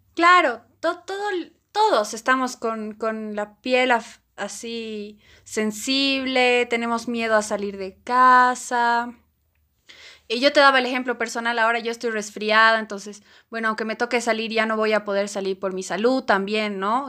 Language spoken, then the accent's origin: Spanish; Bolivia; como boliviana